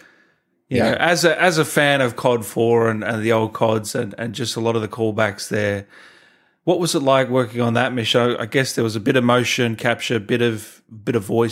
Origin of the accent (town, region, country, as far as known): Australia